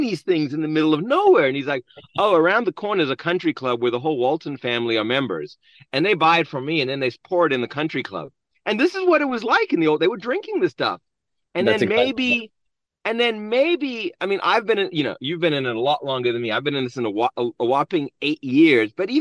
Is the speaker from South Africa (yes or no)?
yes; South Africa; now in United States; I'm also an immigrant born and raised in South Africa